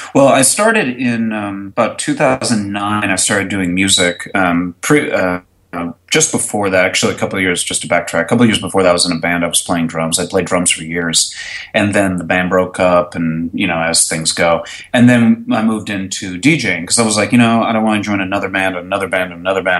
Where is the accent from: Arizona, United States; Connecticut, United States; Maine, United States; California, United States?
Connecticut, United States; moved away as an adult; now in Dallas, United States; originally Connecticut. I moved down here about '95 to attend college, and then I just stayed after graduating